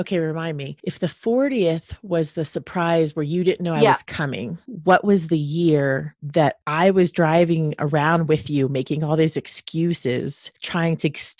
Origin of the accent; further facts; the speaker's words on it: New Jersey, United States; a friend who I grew up with in New Jersey